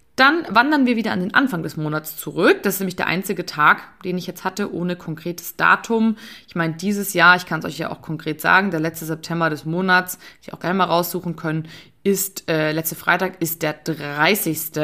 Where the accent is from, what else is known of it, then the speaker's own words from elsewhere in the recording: Bavaria, Germany; bei uns in Bayern